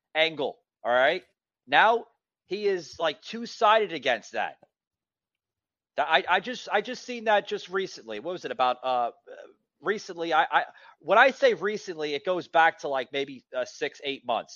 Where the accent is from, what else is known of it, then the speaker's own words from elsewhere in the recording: New York City, New York, United States; now in Atlanta, United States; I'm originally from New York City, as you can probably hear in my voice